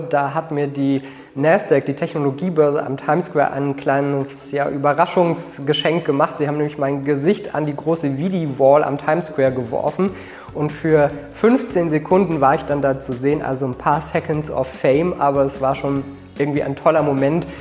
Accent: Berlin, Germany; Und 1985 sind wir nach West-Berlin gekommen und dann bin ich in Berlin-Spandau groß geworden

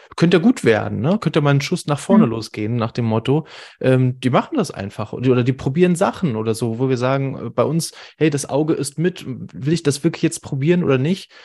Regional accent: Hamburg, Germany; wir kommen beide aus Hamburg

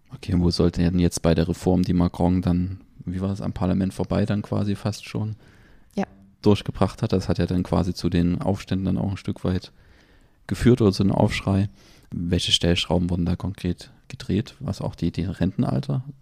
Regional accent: Germany; bei uns in Deutschland

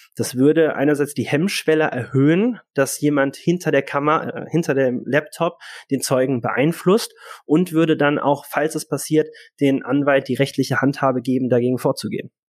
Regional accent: Cologne, North Rhine-Westphalia, Germany; moved away; also born or lived in Hanover; als Kölner ganz klar sagen, das ist Köln

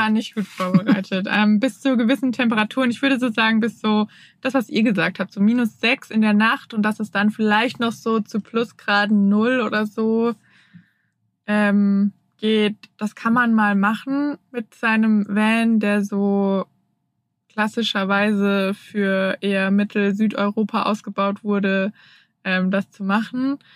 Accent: Germany; moved away as an adult; also born or lived in Hamburg; ich komme ja aus der Region, wo nach Freiburg die meisten Sonnenstunden sind

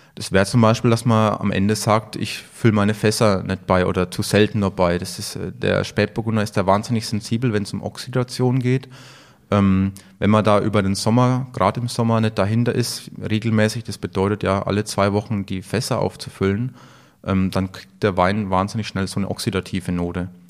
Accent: Franconia, Bavaria, Germany; Bei uns in Franken

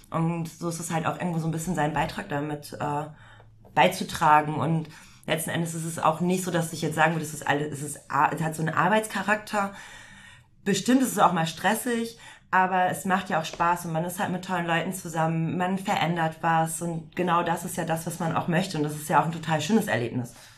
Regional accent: Emsland, Lower Saxony, Germany; now in Hamburg, Germany; ich komme ja auch nicht gebürtig aus Hamburg, sondern aus dem Emsland

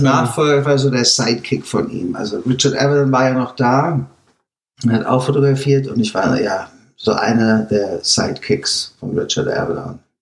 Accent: Germany; moved away as an adult; now in United States; als Deutscher

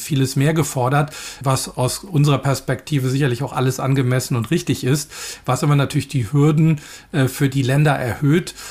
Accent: Germany; insbesondere als Deutsche

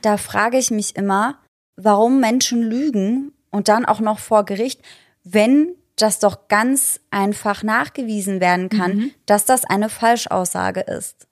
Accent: Germany; bei uns in Deutschland

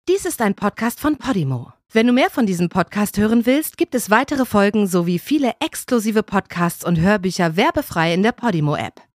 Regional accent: East Germany, Germany; ich komme ja selber aus dem Osten

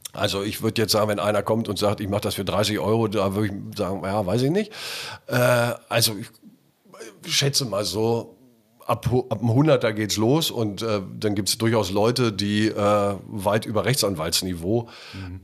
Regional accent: Göttingen, Lower Saxony, Germany; moved away as an adult; now in Hamburg, Germany; Ich bin ja groß geworden in Göttingen

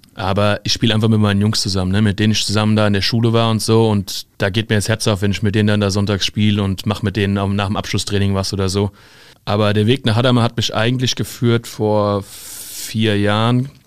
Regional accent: Limburg an der Lahn, Hesse, Germany; In Limburg an der Lahn

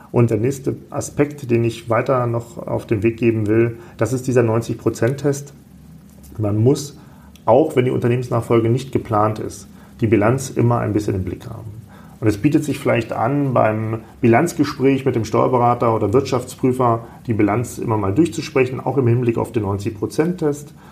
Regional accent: Salzgitter, Lower Saxony, Germany; born there; now in Kassel, Germany; Aus Salzgitter bei Braunschweig.

